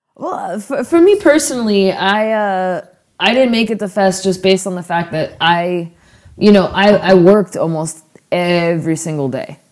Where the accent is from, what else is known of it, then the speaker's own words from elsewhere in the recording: Florida, United States; now in West Coast, United States; growing up in Florida